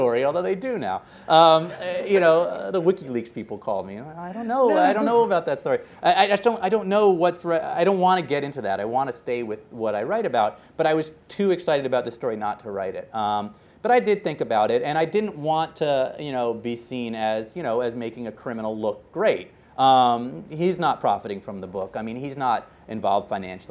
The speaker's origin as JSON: {"language": "English", "town": "Boston", "region": "Massachusetts", "country": "United States", "tie": "born or raised there", "said": "the Boston Globe, my hometown paper"}